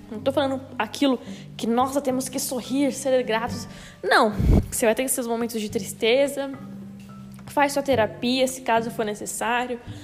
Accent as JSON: {"language": "Portuguese", "region": "São Paulo", "country": "Brazil", "said": "Mas eu sou de São Paulo"}